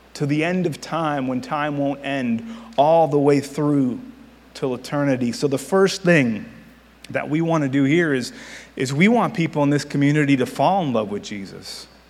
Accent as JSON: {"language": "English", "town": "Miami", "region": "Florida", "country": "United States", "also_born_or_lived": "Virginia / Missouri", "moved": "as an adult", "said": "I am from Miami"}